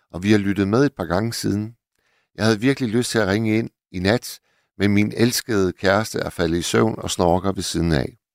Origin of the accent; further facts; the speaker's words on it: Hirtshals, North Denmark Region, Denmark; Jeg er gammel havnearbejder fra Hirtshals